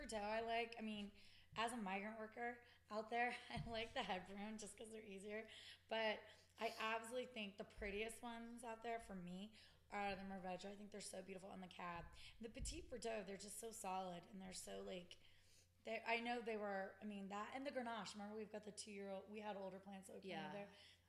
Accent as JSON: {"language": "English", "region": "California", "country": "United States", "said": "I trash talk California all the time just because we're from California"}